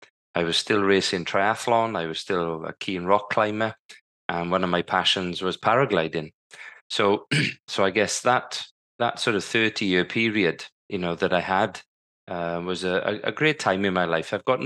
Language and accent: English; Wales, United Kingdom; growing up in South Wales, I was privileged to be, living in a working class family. My dad was a crane driver. My mum was a school caretaker.